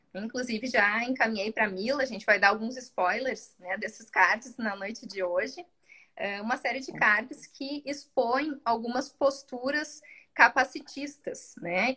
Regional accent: South Region, Brazil; É uma coisa muito do sul, assim a gente chama de tu

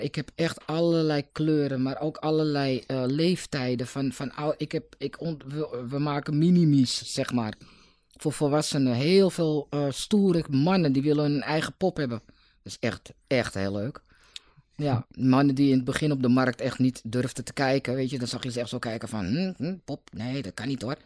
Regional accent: Amsterdam, North Holland, Netherlands; ik ben niet geboren in Noord, maar toen ik een paar dagen oud was, ging ik naar Noord

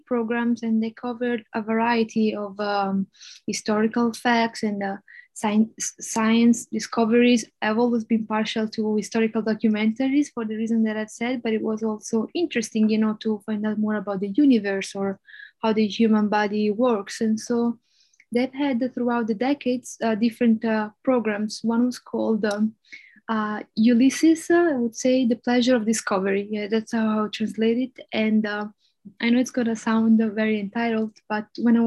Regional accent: Florence, Tuscany, Italy; first language Italian; English is a second language; moved away as an adult; also born or lived in Denmark; growing up in Florence meant that I was surrounded by art and architecture all my life

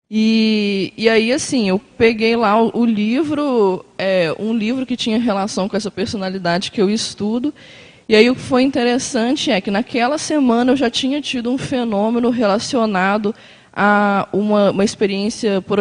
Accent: Belo Horizonte, Minas Gerais, Brazil; now in Foz do Iguaçu, Brazil; É, eu moro aqui em Foz, mas sou de Belo Horizonte.

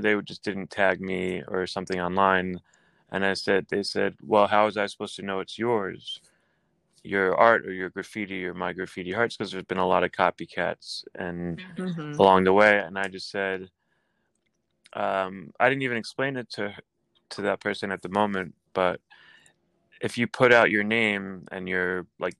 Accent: Philadelphia, Pennsylvania, United States; now in New York, United States; I was born in Philadelphia and I moved to New York for schooling, and I was always coming here as a child.

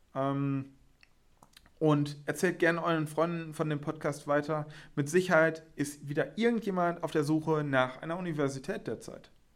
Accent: Witten, North Rhine-Westphalia, Germany; ich lebe und wohne aber schon seitdem ich klein bin im beschaulichen und wunderschönen Witten.

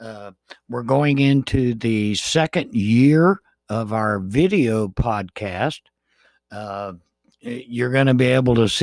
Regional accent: Jacksonville, Florida, United States; I have grown up in Jacksonville my entire life. I was born in Jacksonville, and I am going to be going into my 60th year in Jacksonville

